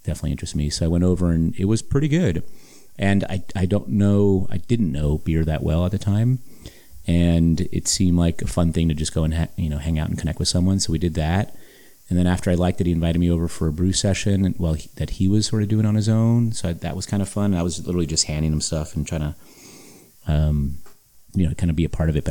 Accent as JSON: {"language": "English", "town": "Los Angeles", "region": "California", "country": "United States", "tie": "born or raised there", "said": "born and raised in Hollywood"}